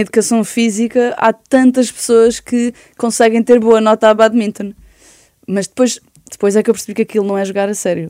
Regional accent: Oeiras, Lisbon, Portugal; also born or lived in Belas / Benfica, Lisbon; now in Lisbon, Portugal; E depois vivi três anos em Belas, depois fui para Oeiras e fiquei em Oeiras uh, barra Porto Salvo

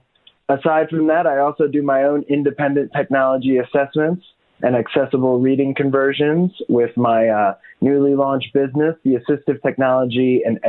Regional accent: Atlantic City, New Jersey, United States; I'm from Atlantic City, New Jersey

